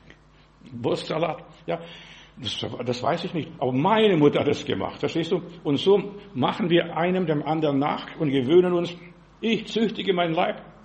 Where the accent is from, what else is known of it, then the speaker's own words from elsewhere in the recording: Heilbronn, Baden-Württemberg, Germany; Bei uns in Heilbronn